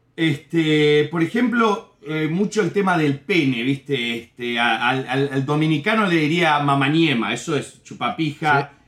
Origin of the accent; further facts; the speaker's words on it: Uruguay; moved away as an adult; also born or lived in New Jersey, United States; now in Miami, United States; Y en Uruguay viví desde los 8 años hasta los 25 por ahí